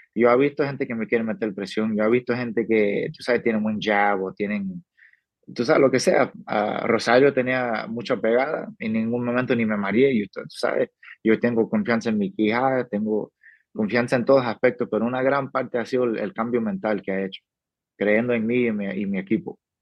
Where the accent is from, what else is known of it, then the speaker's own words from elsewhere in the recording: New Mexico, United States; also born or lived in Cuba (family); now in Las Vegas, United States; mi familia viene de Cuba, yo nací, me creí en Nuevo México, alrededor de mexicano